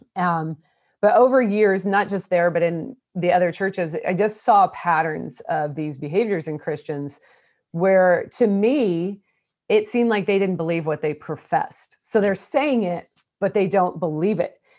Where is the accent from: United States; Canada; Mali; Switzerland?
United States; Portland, Oregon; also born or lived in Oklahoma; now in Houston, United States; I'm Portland, Oregon. So I was raised in the Pacific Northwest